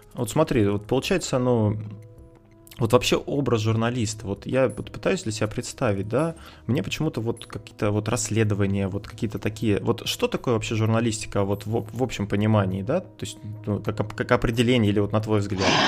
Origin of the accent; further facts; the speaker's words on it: Kursk, Kursk Oblast, Russia; мы с тобой из Курска